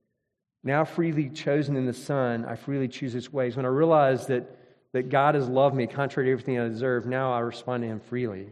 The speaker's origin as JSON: {"language": "English", "region": "Mississippi", "country": "United States", "tie": "born or raised there", "said": "I grew up in Mississippi."}